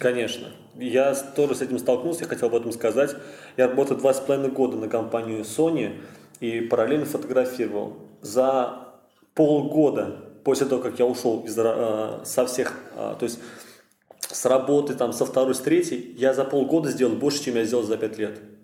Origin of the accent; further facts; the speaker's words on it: Kazan, Tatarstan, Russia; я из Казани родился здесь, проживаю здесь уже сколько, 21 год мне